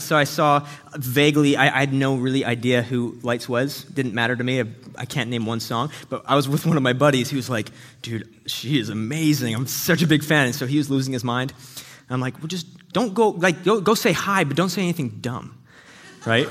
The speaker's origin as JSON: {"language": "English", "country": "Canada", "said": "we're both Canadian"}